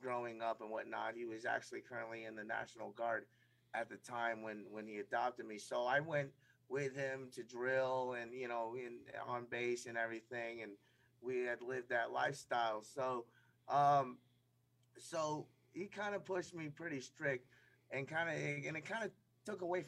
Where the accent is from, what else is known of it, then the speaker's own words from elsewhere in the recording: New York, United States; also born or lived in Thailand / Brooklyn, New York / New Jersey; I was born in Thailand. I was adopted when I was about 3 and a half and moved to upstate New York. My high school days, I grew up in Brooklyn